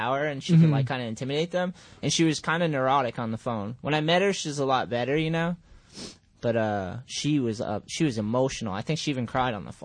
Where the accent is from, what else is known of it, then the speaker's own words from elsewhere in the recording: Wareham, Massachusetts, United States; That's where I graduated from